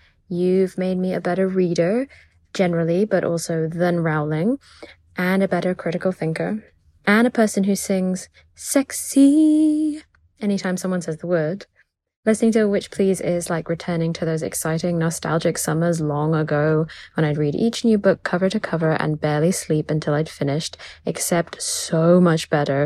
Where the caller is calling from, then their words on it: London, United Kingdom; pronouns she, they, and I'm calling from London, UK, not Ontario.